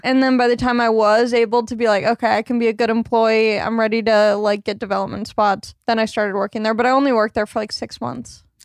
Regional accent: Long Beach, California, United States; I grew up in Long Beach, California.

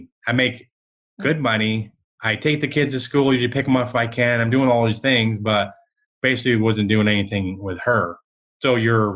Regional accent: Michigan, United States; now in Dallas, United States; I grew up in Michigan

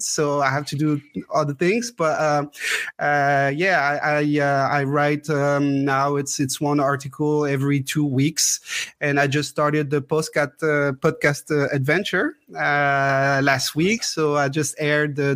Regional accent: Strasbourg, Grand Est, France; also born or lived in Grenoble; I'm from Strasbourg, almost born and bred here. I was not born in Strasbourg. I was born in Grenoble, actually, because my parents had to move to Grenoble for work. And right after I was born, they moved back to Strasbourg.

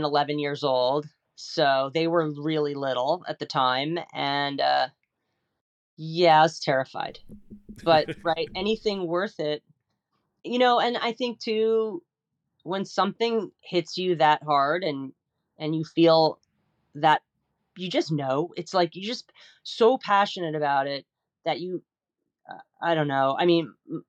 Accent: New York, United States; I grew up in the Metro New York area. I lived in New York City.

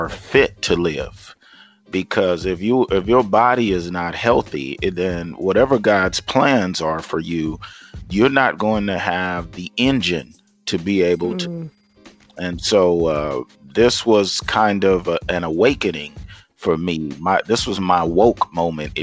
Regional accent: Lufkin, Texas, United States; I am originally from East Texas, Lufkin, Texas

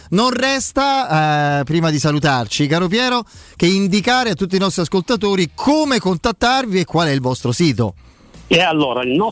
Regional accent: Campania, Italy; no, beh, dai, sono una campana.

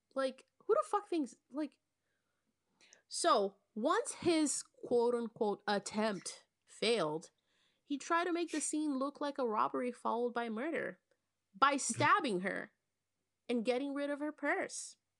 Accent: Belo Horizonte, Minas Gerais, Brazil; interviewed in Belo Horizonte, my hometown.

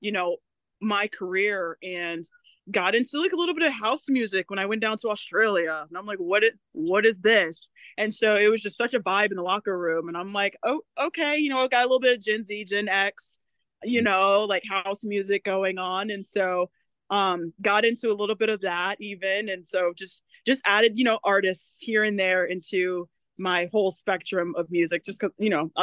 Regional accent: West Coast, United States; I'm from the West Coast

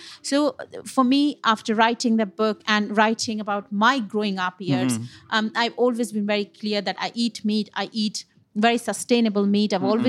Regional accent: United Kingdom; that I'm very proud of being a British Indian chef.

